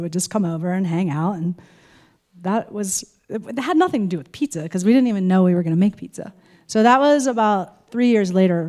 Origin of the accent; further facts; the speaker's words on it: New Jersey, United States; now in Fruita, United States; Well, I grew up in New Jersey